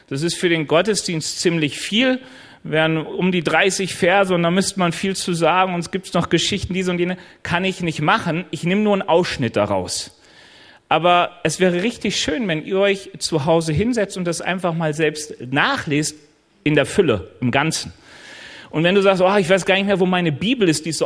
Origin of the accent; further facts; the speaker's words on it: North Rhine-Westphalia, Germany; Also ich komme ja eigentlich aus NRW und an den Rheinwiesen waren immer Schafherden.